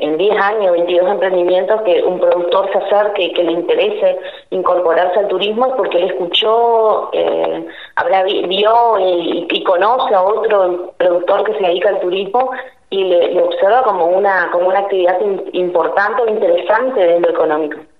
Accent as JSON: {"language": "Spanish", "town": "Leandro N. Alem", "region": "Misiones", "country": "Argentina", "also_born_or_lived": "Posadas / Campo Ramón", "said": "Yo soy de Leandro de Nalén, que está a 24 kilómetros"}